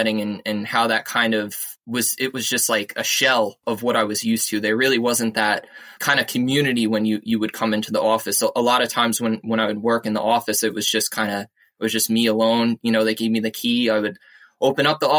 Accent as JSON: {"language": "English", "town": "East Islip", "region": "New York", "country": "United States", "tie": "born or raised there", "also_born_or_lived": "Queens, New York", "said": "I grew up on South Shore, Long Island, in a little town called East Islip"}